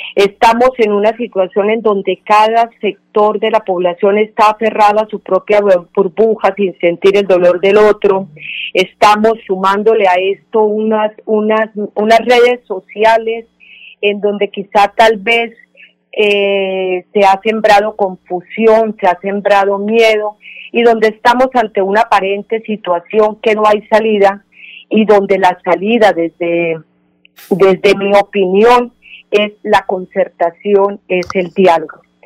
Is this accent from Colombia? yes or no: yes; Colombia; todos somos colombianos